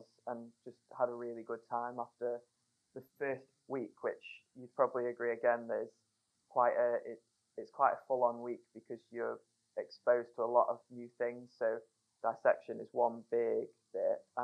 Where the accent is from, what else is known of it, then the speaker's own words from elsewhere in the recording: Crewe, North West England, United Kingdom; moved away as an adult; now in Sheffield, United Kingdom; I'm from Crewe, which is near Stoke-on-Trent